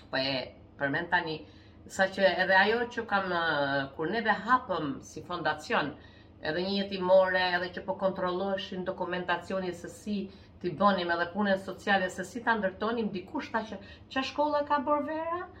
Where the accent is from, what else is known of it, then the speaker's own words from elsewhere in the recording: Pukë, Shkodër County, Albania; moved away; ku i kam lindur dhe jam rritur, pra un jam rritur në Puk në një fshat.